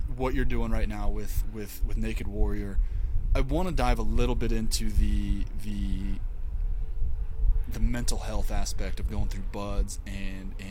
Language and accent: English; Missouri, United States; now in Utah, United States; I'm from Missouri